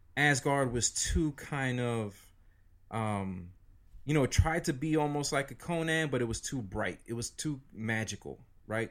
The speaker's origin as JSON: {"language": "English", "town": "New York City", "region": "New York", "country": "United States", "tie": "born or raised there", "moved": "yes", "lives_now": "New Jersey, United States", "said": "I grew up in New York City. I grew up downtown."}